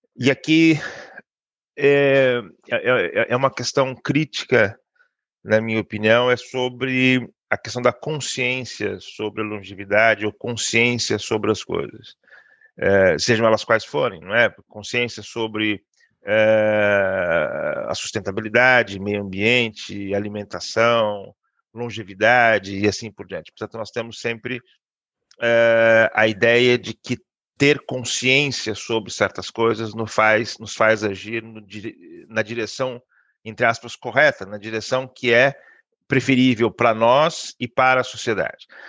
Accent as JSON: {"language": "Portuguese", "country": "Brazil", "moved": "as an adult", "lives_now": "Porto, Portugal", "said": "eu sou brasileiro"}